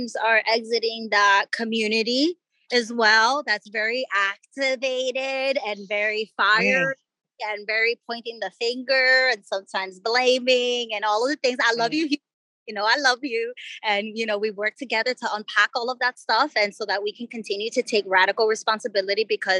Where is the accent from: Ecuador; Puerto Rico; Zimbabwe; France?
Ecuador; I grew up in Ecuador